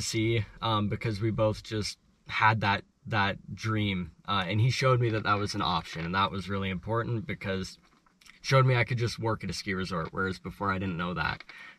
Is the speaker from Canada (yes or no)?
yes; Edmonton, Alberta, Canada; So basically, we both come from Edmonton, so where the company starts, and the CEO as well. So we're all from Edmonton, and my journey starts in Edmonton. At about 8 years old, I picked up a snowboard.